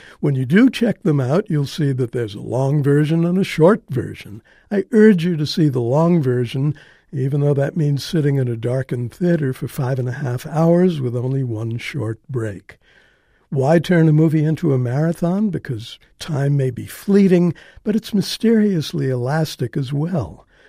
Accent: United States; As an American

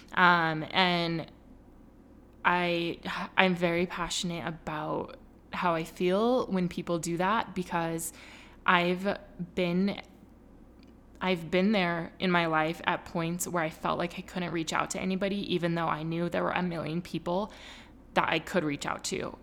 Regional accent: California, United States; moved away as an adult; now in Utah, United States; I was raised in California, and then, you know, going to high school there and then moving to Utah

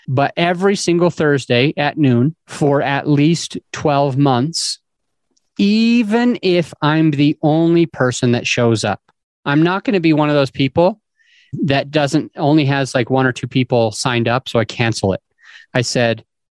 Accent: Utah, United States; I grew up in Utah

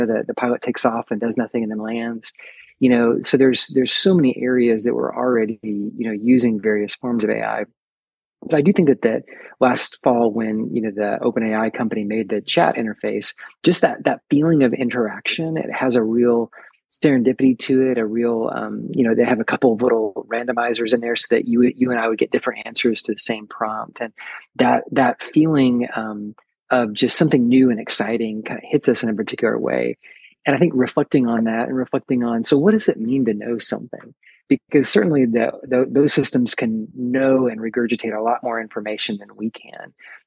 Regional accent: the South, United States; down in the South, we use the word y'all

